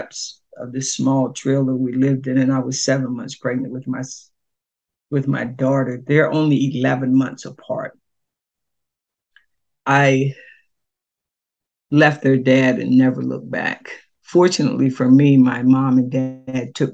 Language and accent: English; Selbyville, Delaware, United States; moved away as an adult; now in Tallahassee, United States; My hometown, Selbyville, Delaware, is smaller